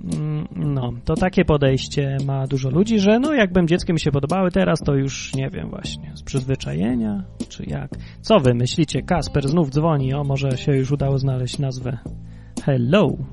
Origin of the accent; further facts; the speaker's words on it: Kraków, Lesser Poland, Poland; poza Krakowem, skąd pochodzę i gdzie każdego roku tą Wigilię obchodziłem